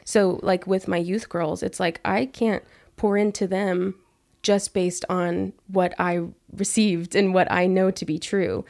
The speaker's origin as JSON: {"language": "English", "town": "Abilene", "region": "Texas", "country": "United States", "tie": "born or raised there", "said": "being back in my hometown in Abilene"}